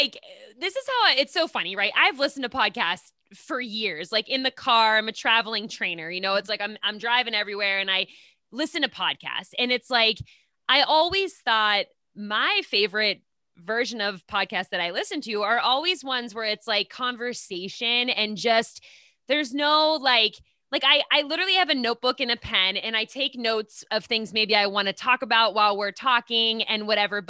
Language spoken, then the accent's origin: English; Pittsburgh, Pennsylvania, United States; moved away; I'm originally from Pittsburgh, Pennsylvania.